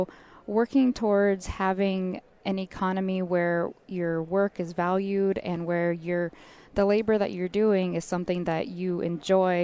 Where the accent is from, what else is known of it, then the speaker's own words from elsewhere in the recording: Wrangell, Alaska, United States; moved away; originally from Wrangell, Alaska